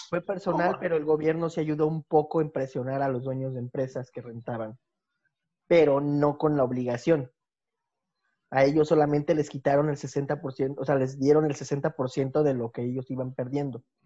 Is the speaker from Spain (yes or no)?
no; Mexico City, Mexico; moved away as an adult; now in Bulgaria; yo soy de originario de la Ciudad de México también, pero ya llevo más de 10 años viviendo en Bulgaria.